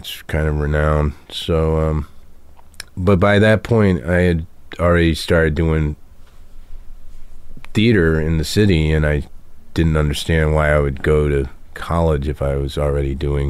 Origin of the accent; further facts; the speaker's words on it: Lexington, Kentucky, United States; moved away; I was born in Lexington, Kentucky